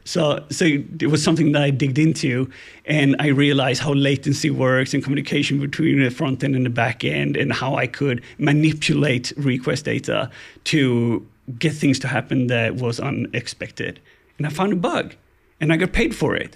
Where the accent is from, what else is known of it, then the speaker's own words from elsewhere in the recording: Gothenburg, Västra Götaland, Sweden; I'm from Gothenburg, Sweden